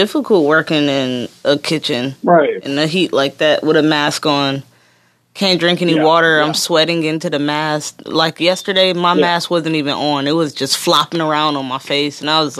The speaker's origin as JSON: {"language": "English", "town": "Detroit", "region": "Michigan", "country": "United States", "moved": "yes", "said": "I'm from Detroit."}